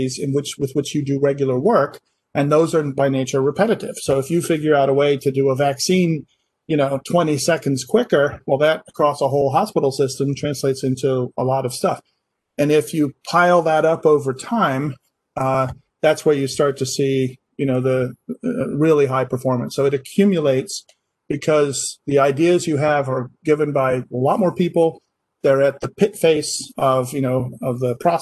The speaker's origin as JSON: {"language": "English", "region": "Scotland", "country": "United Kingdom", "tie": "born or raised there", "also_born_or_lived": "Baltimore, United States", "moved": "as an adult", "lives_now": "Massachusetts, United States", "said": "I grew up in Scotland. I'm half British. I did my university over there"}